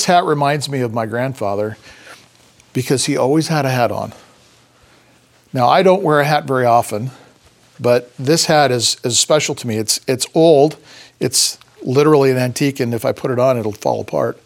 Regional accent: Idaho Falls, Idaho, United States; also born or lived in Paris, France; now in Boise, United States; I grew up in Idaho Falls, or Ammon, and we spent a lot of time in Boise.

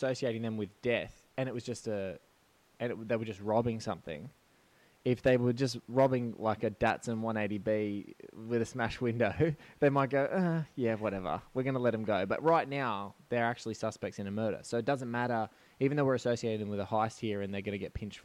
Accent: Australia

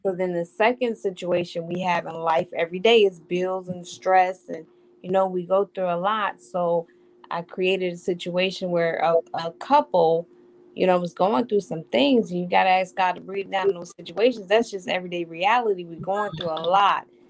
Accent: Hampton, Virginia, United States; I'm from Hampton, Virginia. I've been here all my life, 43 long years of my life

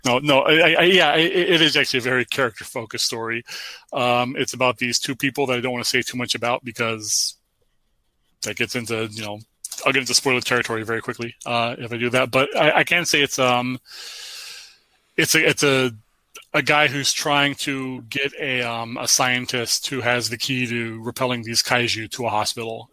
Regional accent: United States; I was born in America, 1978

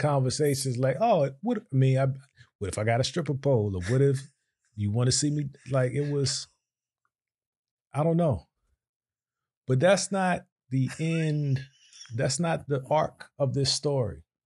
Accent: Virginia, United States; moved away; we're from Virginia

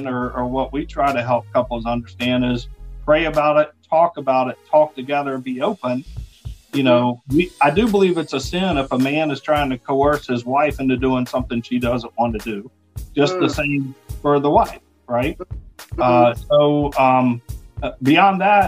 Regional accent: the South, United States; I'm from the South, the Bible Belt

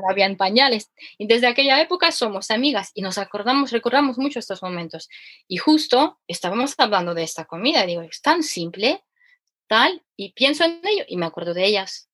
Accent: Ukraine; Spanish is a second language; now in Spain; mi acento peculiar que soy ucraniana

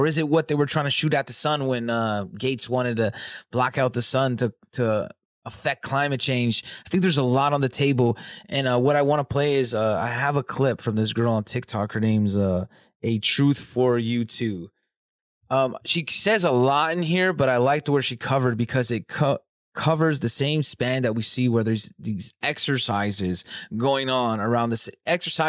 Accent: California, United States; now in Michigan, United States; am from California. We have wildfire season

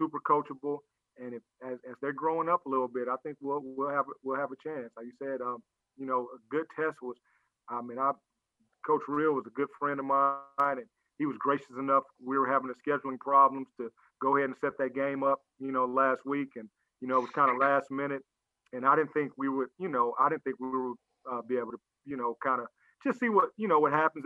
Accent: Los Angeles, California, United States; now in Memphis, United States; being a Southern California guy, I played ball, and I'm from Los Angeles

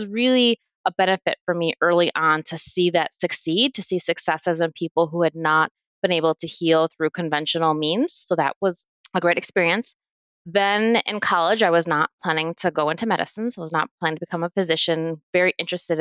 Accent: Midwest, United States; moved away; also born or lived in Perth, Australia; I grew up in the Midwest

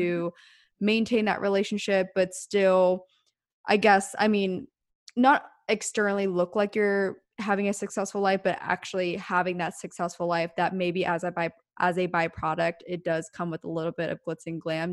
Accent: small town Pennsylvania, United States; now in Los Angeles, United States; both of us coming from small town Pennsylvania

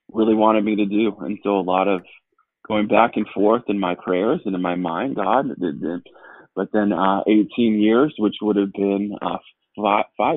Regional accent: Southern California, United States; moved away as an adult; now in Arizona, United States; we are not natives of Arizona, born and raised in Southern California, and moved here in 2011

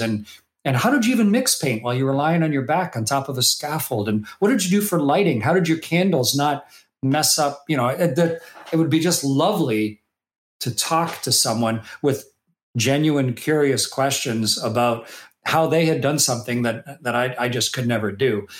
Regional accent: Canada; that little kid growing up in Canada

